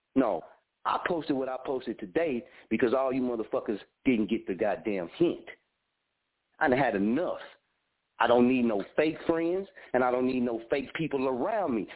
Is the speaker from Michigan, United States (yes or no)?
no; Muskogee, Oklahoma, United States; born or raised there; also born or lived in Wichita